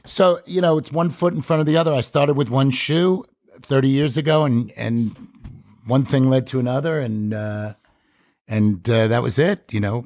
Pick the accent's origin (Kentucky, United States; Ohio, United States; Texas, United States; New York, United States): New York, United States; Five Towns, South Shore, Long Island; where I'm from in New York